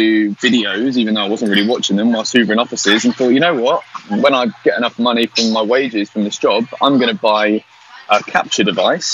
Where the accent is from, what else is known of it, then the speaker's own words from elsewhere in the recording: Newbury, South East England, United Kingdom; I'm from Newbury